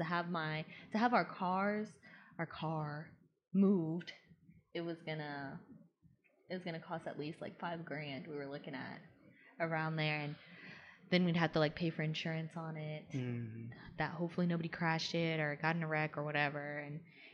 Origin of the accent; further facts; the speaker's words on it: Georgia, United States; moved away as an adult; I grew up in Georgia